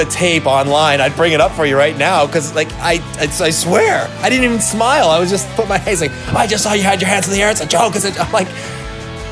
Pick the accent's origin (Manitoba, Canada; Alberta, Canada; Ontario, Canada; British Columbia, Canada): Ontario, Canada; Toronto; growing up in Toronto